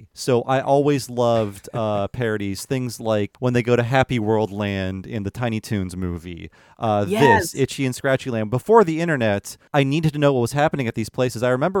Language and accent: English; Western Ohio, United States; I grew up in Western Ohio, so there were things nearby like the Geauga Lake theme park.